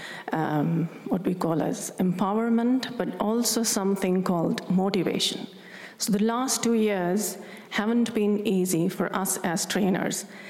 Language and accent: English; India; moved away as an adult; now in Stockholm, Sweden; I come from India, and living in Europe